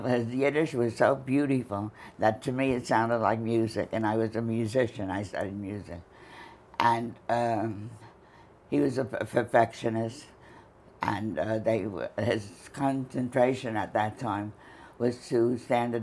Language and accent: English; United States; I'm American-born, and I went to Hunter College